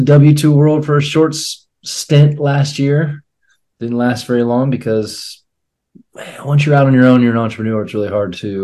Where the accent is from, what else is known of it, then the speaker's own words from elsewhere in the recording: Akron, Ohio, United States; now in Columbus, United States; I'm in Columbus, Ohio. I'm from Akron, Ohio